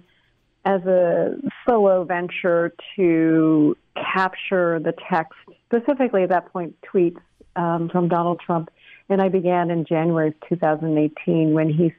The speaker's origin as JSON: {"language": "English", "region": "British Columbia", "country": "Canada", "tie": "born or raised there", "also_born_or_lived": "United States", "moved": "as an adult", "said": "I was born in the States in 1970, and then my parents moved to British Columbia when I was a year old. Grew up in BC and then went to college in the States, was there for 20 years, and then moved back to Canada"}